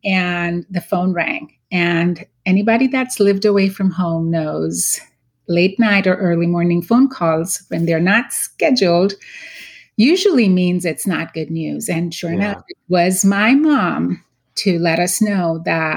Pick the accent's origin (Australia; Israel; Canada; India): India; Mumbai, Maharashtra; moved away as an adult; also born or lived in Pittsburgh; now in United States; I was born and raised in Mumbai, India, went to dental school there